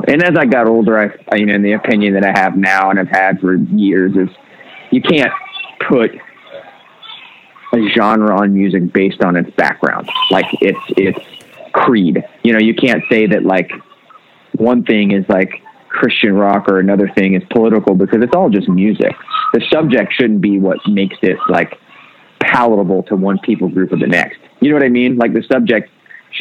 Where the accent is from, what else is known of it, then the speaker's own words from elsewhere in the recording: the South, United States; Growing up in the South